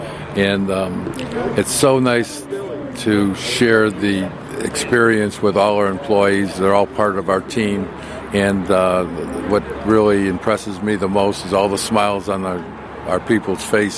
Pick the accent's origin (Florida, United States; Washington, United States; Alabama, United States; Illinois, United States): Illinois, United States; Chicago; Bob's from Chicago and I'm from Chicago